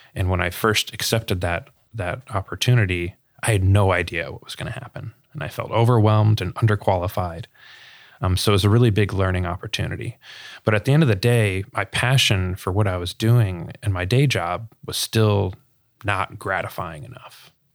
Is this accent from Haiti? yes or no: no; Sarasota, Florida, United States; born and raised in Sarasota, Florida